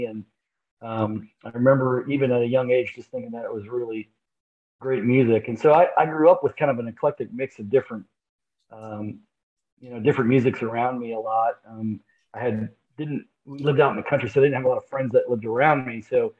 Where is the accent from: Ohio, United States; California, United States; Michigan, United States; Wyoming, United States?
Ohio, United States; Sandusky; also born or lived in Hartford, Connecticut; now in Chillicothe, United States; And I was born in Hartford, Connecticut. I'm 53. But I moved when I was really, really young, probably within my first 3 or 4 years, to Sandusky, Ohio, which was up on a lake.